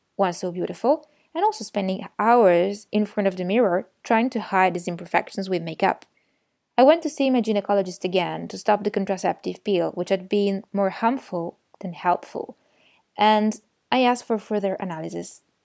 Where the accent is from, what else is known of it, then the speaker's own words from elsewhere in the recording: Turin, Piedmont, Italy; Turin, my hometown